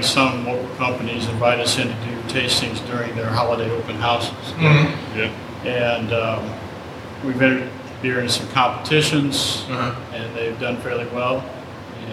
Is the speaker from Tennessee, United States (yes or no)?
no; Fort Wayne, Indiana, United States; moved away as an adult; now in Goshen, United States; I'm originally from down around Fort Wayne, Indiana.